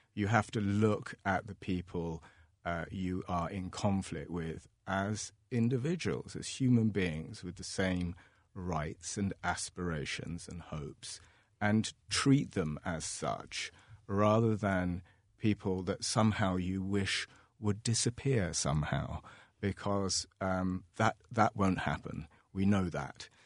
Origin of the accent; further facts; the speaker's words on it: London, United Kingdom; now in Ireland; I grew up in London